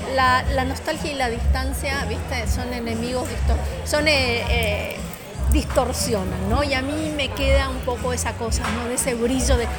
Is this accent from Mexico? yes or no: no; Argentina; moved away as an adult; also born or lived in Miami; yo me fui de Argentina sin querer irme